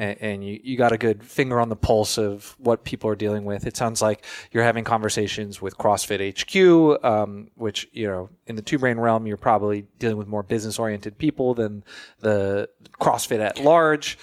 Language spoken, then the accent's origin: English; Florida, United States; I'm from Florida